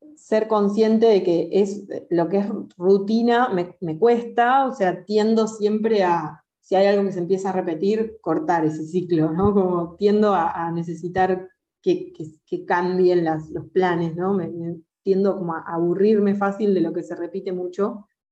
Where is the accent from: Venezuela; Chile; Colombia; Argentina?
Argentina; soy una cantante argentina